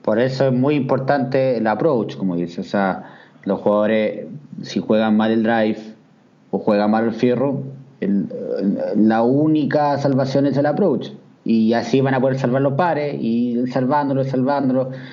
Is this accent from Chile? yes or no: yes; Chile; soy chileno